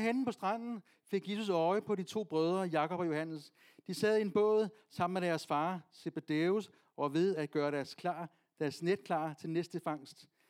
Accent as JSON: {"language": "Danish", "area": "Vestegnen", "region": "Capital Region of Denmark", "country": "Denmark", "said": "Jeg er fra Vestegnen"}